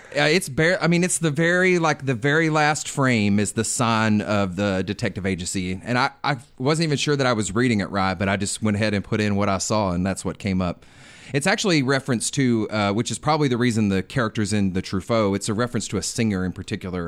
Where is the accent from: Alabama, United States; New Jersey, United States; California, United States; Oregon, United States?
Alabama, United States; I am actually from Alabama, and it, when I was a kid, it sat on our license plates, the heart of Dixie.